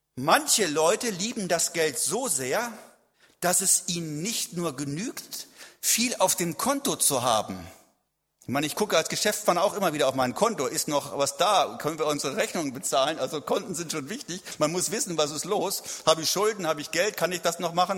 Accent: a village near Celle, Lower Saxony, Germany; lebte in meiner Heimat kann ich fast mit einem Luftgewehr rüberschießen, so weit nur.

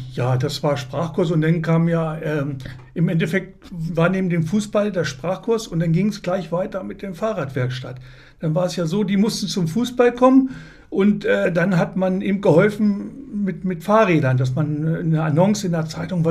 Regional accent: Lehrte, Lower Saxony, Germany; ich komme aus Lehrte

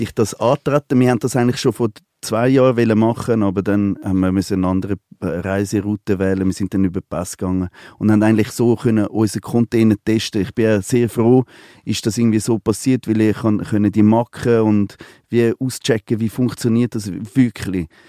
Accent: Côte d’Ivoire; now in Switzerland; Ich bin an der Elfenbeinküste aufgewachsen. Ich bin seit 40 Jahre nicht mehr dort

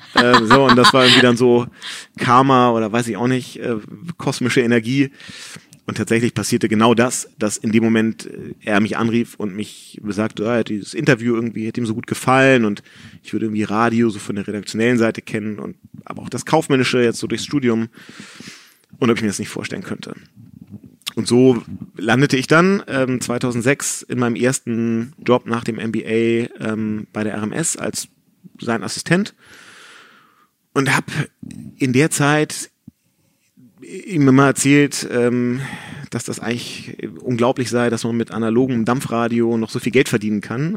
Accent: Hamburg, Germany; in Hamburg-Rissen, wo ich aufgewachsen bin

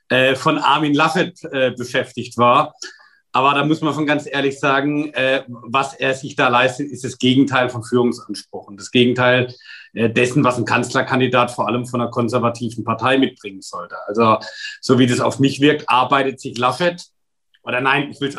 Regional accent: Wörth am Rhein, Rhineland-Palatinate, Germany; Ich komme selbst aus einer Stadt, in meiner Heimatgemeinde in Wörth am Rhein steht die größte Lkw-Fabrik der Welt.

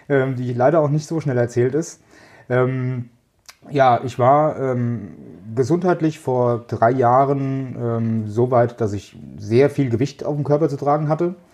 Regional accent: Kraftsäum, Hesse, Germany; komme aus Kraftsäum, das ist ein kleines Örtchen in Mittelhessen. Ähm, bin auch hier quasi geboren und aufgewachsen und fühle mich auch sehr wohl hie

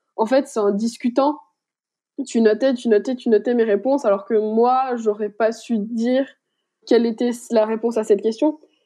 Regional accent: Besançon, Bourgogne-Franche-Comté, France; je suis franc-comtoise, je suis de Besançon

